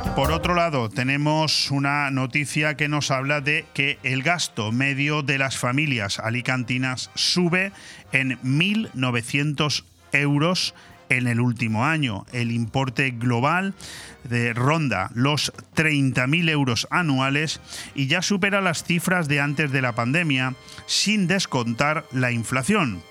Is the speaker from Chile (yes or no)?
no; Spain; nosotros los españoles